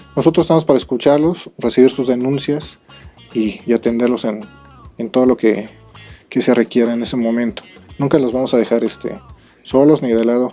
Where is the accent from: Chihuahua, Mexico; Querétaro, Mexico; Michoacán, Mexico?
Querétaro, Mexico; Todos somos ciudadanos, somos queretanos y pues un orgullo ser, ser policía